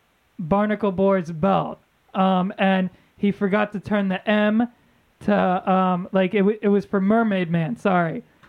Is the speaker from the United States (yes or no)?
no; Saudi Arabia; Saudi. You know, I'm Saudi.